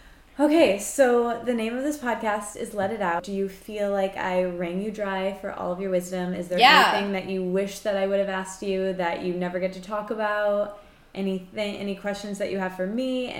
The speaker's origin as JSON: {"language": "English", "region": "Midwest", "country": "United States", "moved": "yes", "lives_now": "New York, United States", "said": "I'm from the Midwest."}